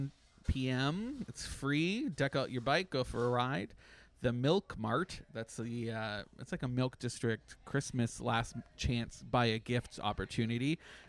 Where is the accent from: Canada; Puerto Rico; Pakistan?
Canada; now in Orlando, United States; I'm a Canadian